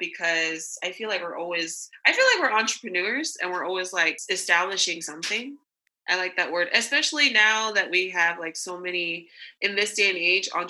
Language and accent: English; Laie, Hawaii, United States; also born or lived in Sacramento, California; now in Osaka, Japan; we were born and raised in La'ie, Hawaii. So that's where our hometown is